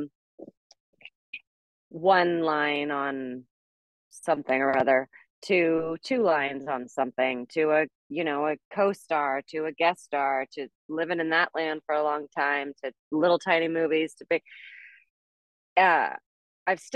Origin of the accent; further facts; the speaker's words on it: San Francisco, California, United States; also born or lived in Colorado; now in Los Angeles, United States; I'm from San Francisco